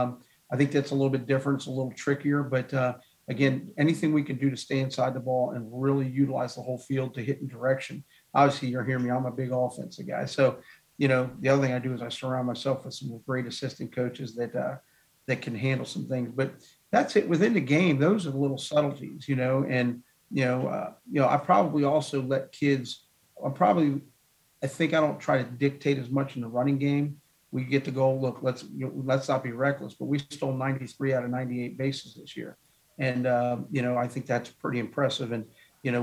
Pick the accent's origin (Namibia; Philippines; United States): United States; Northern Virginia; I took over my dream job in my hometown